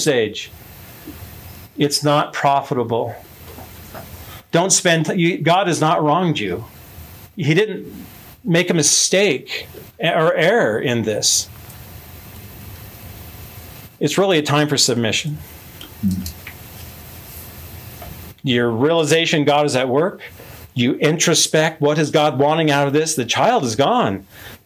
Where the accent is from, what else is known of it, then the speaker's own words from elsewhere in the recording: Midwest, United States; I'm from the Midwest